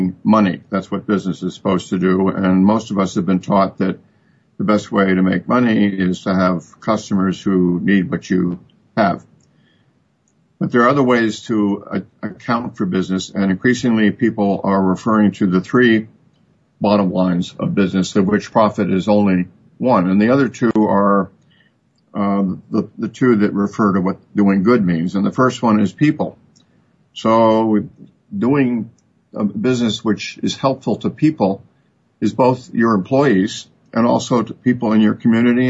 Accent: United States; we in America are used to thinking in the units of a million

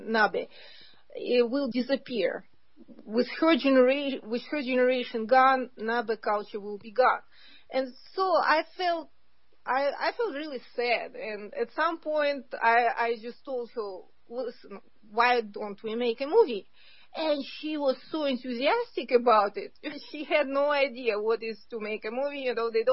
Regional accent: Kazakhstan; moved away; I was born in Kazakhstan

